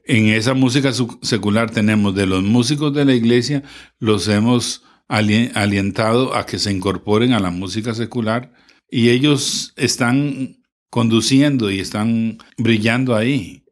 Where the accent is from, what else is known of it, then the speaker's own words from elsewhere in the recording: Moravia, San José, Costa Rica; nosotros somos de Moravia